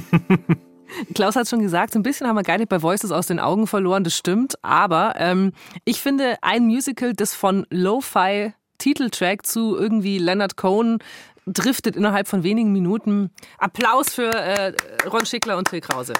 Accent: Augsburg, Bavaria, Germany; bei uns in Augsburg

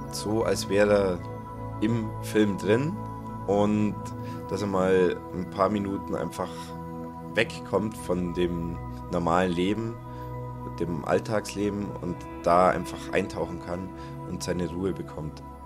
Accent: Allgäu, Bavaria, Germany; in meiner Heimat im Allgäu

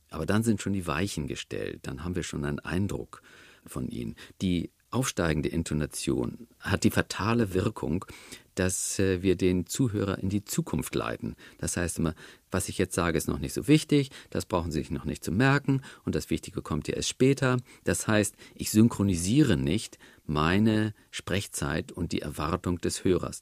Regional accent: the North, Northern Germany, Germany; Im Norden, wo ich herkomme

